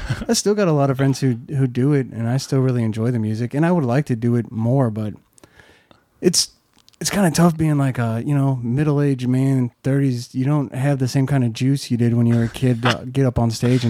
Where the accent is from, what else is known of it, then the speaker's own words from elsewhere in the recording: Cedar Hill, Missouri, United States; moved away as an adult; now in St. Louis, United States; I grew up in Cedar Hill.